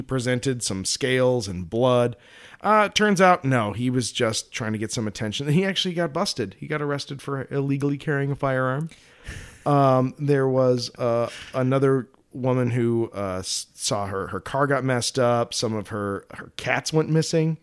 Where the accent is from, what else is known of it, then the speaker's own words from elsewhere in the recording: Colorado, United States; I'm from Colorado.